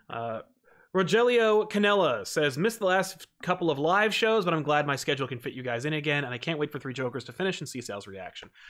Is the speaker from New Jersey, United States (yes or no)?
yes; New Jersey, United States; I'm from Jersey